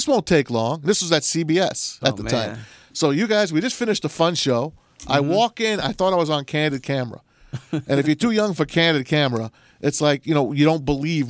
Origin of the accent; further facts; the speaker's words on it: New York City, New York, United States; now in Detroit, United States; I'm from New York City.